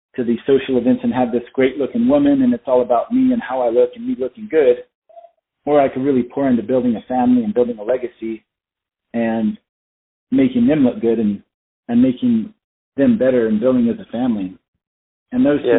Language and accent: English; Flagstaff, Arizona, United States; also born or lived in South Carolina / Colorado; I was born and raised in Arizona, and I, I grew up in Flagstaff.